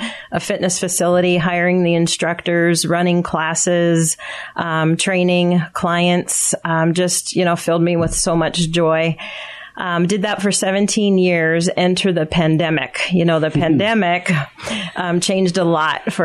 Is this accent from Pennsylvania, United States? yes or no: yes; Pottsville, Pennsylvania, United States; moved away as an adult; now in Palmyra, United States; I grew up in Schuylkill County